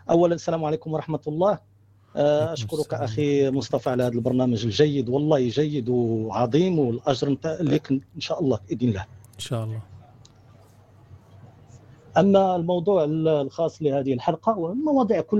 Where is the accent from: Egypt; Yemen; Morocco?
Morocco; now in United States; أصلي من المغرب وأنا عايش في أمريكا الآن